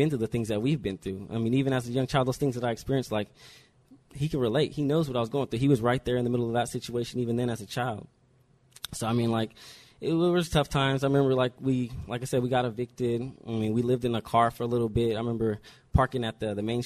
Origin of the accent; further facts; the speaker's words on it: Riverside, California, United States; also born or lived in New Jersey; I was born in New Jersey on the East Coast, and I moved to Riverside as a little baby